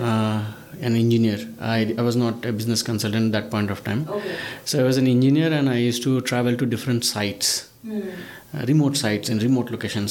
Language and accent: English; Northeast India, India; i am a bengali Prashant is a South Indian. Uh, Shreyas is a Maharashtrian. Chandan is also from Calcutta. I'm from Northeast though.